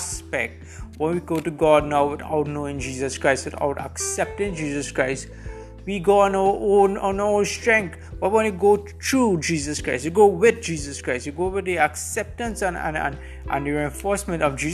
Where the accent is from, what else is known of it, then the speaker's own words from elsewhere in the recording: Trinidad & Tobago; I'm situated right now in Trinidad and Tobago. This is my home country.